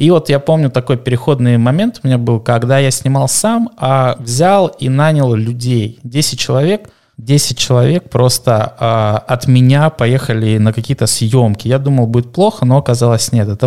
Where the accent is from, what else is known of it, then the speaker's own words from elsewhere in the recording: North Caucasus, Russia; я с Северного Кавказа, я на юге России рос.